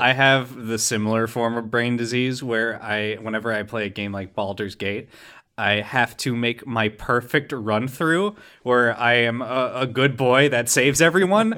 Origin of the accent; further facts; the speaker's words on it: Ringwood, New Jersey, United States; moved away; my hometown of Ringwood, New Jersey is a nightmare, toxic waste hellhole